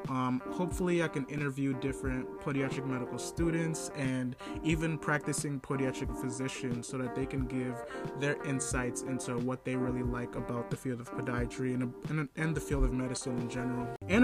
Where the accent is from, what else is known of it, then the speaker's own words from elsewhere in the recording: Nigeria; I am Nigerian, and to be specific, from the Igbo tribe, and I really love everything about being Nigerian